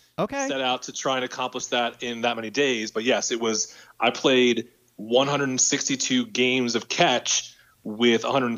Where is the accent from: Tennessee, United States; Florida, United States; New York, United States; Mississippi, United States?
New York, United States; Long Island; also born or lived in Port Chester, New York; I grew up on Long Island, where my dad is from and where my dad's family still lives.